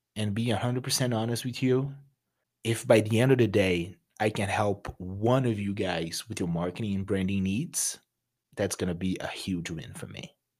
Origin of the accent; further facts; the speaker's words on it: Rio de Janeiro, Brazil; English is a second language; moved away as an adult; now in United States; I'm originally from Brazil. from a beautiful city called Rio de Janeiro